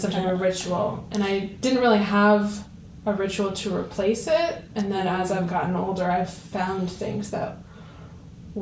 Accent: Somerville, New Jersey, United States; now in Easton, United States; I'm from Somerville, New Jersey, and I came back as an employee about 4.5 or 5 years ago

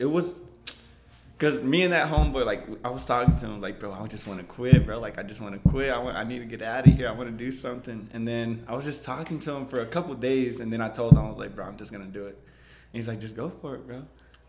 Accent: Lomita, California, United States; we're from Lomita, so we don't really see the things that happen, for example, in Killeen or Heights.

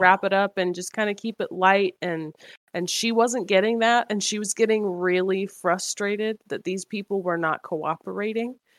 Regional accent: Washington, United States; now in Georgia, United States; I'm in Georgia currently, but I'm going back to Washington where we're from

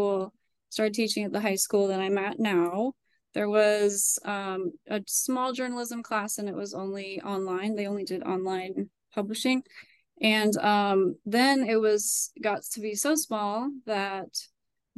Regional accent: Idaho, United States; now in Reston, United States; I'm from Idaho, but I have lived in Reston, Virginia for 20 some years.

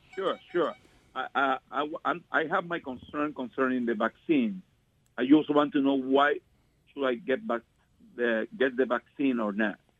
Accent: Dominican Republic; now in New Jersey, United States; I'm from Dominican Republic

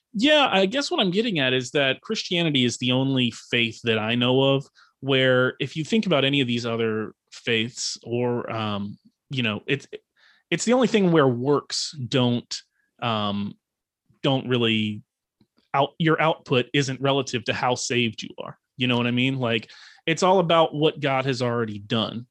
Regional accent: Fredericksburg, Virginia, United States; now in Outer Banks, North Carolina, United States; I am from Northern Virginia, um, a town called Fredericksburg, Virginia. And, but I currently reside on the Outer Banks of North Carolina

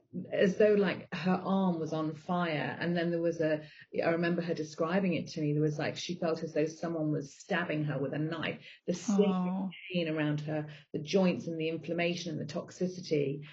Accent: Zambia; also born or lived in Botswana; I grew up in Africa. So I grew up in Zambia and Botswana. And so I grew up on a meat-based diet.

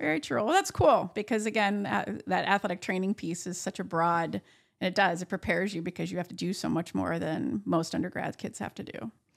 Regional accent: Buffalo, New York, United States; also born or lived in Sherman, New York / Findley Lake, New York; I was born in Buffalo, New York, lived there till I was about twelve years old, and then, um, moved to Sherman, New York for a short time, and then, uh, Finley Lake

